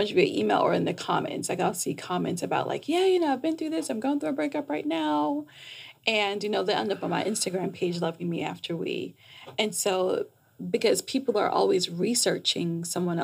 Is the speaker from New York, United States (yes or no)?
yes; New York, United States; moved away as an adult; also born or lived in Jamaica / Washington, D.C.; now in Atlanta, United States; I'm Jamaican. I was raised in New York